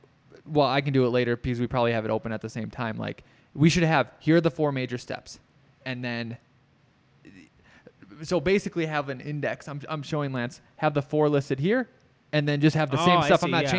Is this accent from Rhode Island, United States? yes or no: no; Minnesota, United States; I come from Minnesota. I've used Minnesota so many times when they're on the lake.